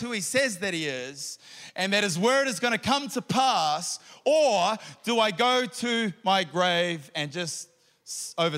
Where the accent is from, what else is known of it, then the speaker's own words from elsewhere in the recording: New Zealand; I'm a Kiwi